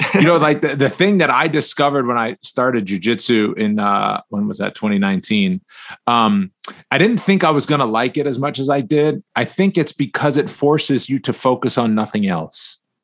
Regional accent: Northeast, United States; I'm from the Northeast

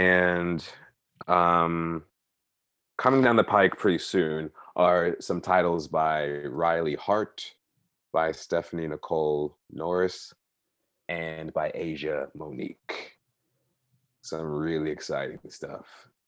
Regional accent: Bahamas; And the falsity is that I'm a citizen in Barbados, because actually I'm a citizen of the Bahamas. I was born and raised in the Bahamas.

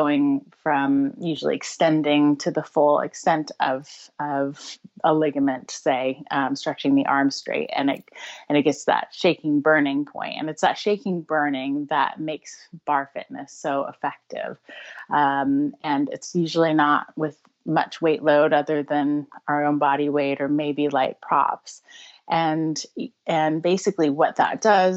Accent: United States; accent: American; moved away as an adult; now in United Kingdom; I'm American originally, but living in the UK for over 10 years now

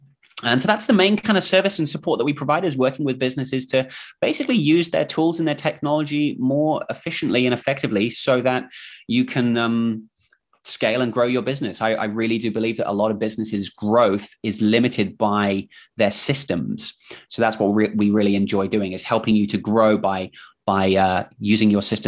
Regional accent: England, United Kingdom; accent: mix of English and Kiwi New Zealand accent; now in New Zealand; And I'm actually from England, from the UK, but I moved here with my family about 15 years ago. So if you're wondering what is this accent, it's sort of a mix of English slash Kiwi New Zealand accent.

